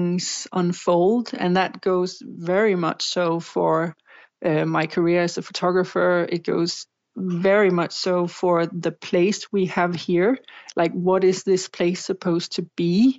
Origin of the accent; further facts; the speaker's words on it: Denmark; here in Denmark